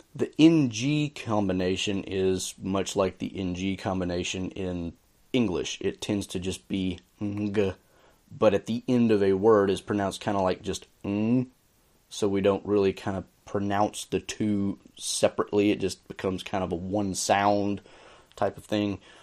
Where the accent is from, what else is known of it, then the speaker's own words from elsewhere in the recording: the American South, United States; I say this as a Southerner